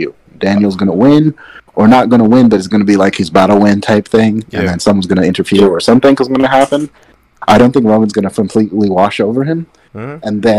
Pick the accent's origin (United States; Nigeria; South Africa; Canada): Nigeria; I went back, I did, I'm Nigerian, I felt that.